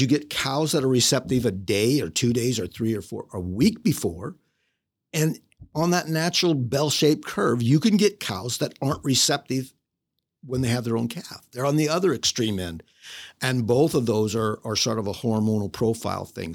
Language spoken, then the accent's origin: English; Illinois, United States; moved away; I'm originally from Illinois, state of Illinois, and grew up there on a small farm